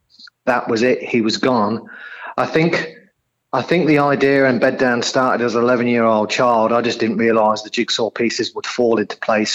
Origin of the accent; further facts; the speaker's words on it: Coventry, West Midlands, United Kingdom; now in Australia; you probably gather and your listeners will probably gather from my accent, not a local boy to Australia, so originally from the UK, a place called Coventry in central England.